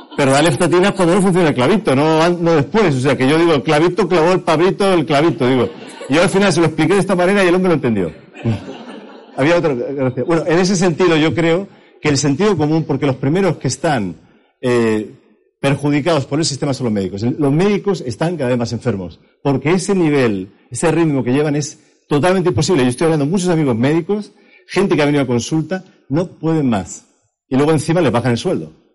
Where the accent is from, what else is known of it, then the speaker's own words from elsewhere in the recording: Madrid, Community of Madrid, Spain; moved away as an adult; now in Berlin, Germany; yo he vivido aquí en la calle General Moscardó toda mi vida, yo soy español por parte de Madrid